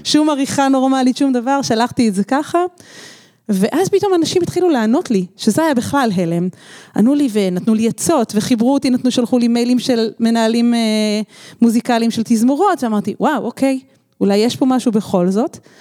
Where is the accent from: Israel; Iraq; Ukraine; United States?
Israel; moved away as an adult; now in Barcelona, Spain; גדלתי במקהלת מורן פה בארץ